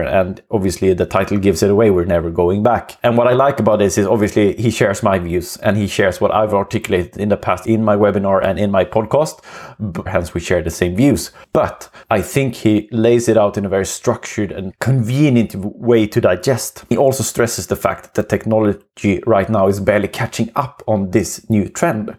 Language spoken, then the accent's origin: English; Sweden; accent: Swenglish; English is a second language; It's gonna be Swenglish for some time